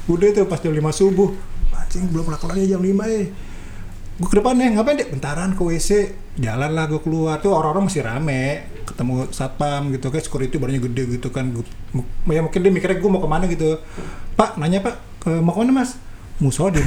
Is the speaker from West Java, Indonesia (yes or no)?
yes; Bogor, West Java, Indonesia; gue banget orang Bogor mbak orang Bogor